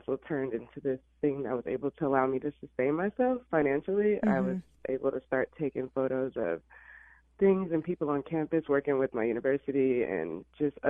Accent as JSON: {"language": "English", "region": "Illinois", "country": "United States", "tie": "born or raised there", "also_born_or_lived": "Alabama", "moved": "as an adult", "lives_now": "Los Angeles, United States", "said": "I actually was born in Alabama, but I was raised in Illinois"}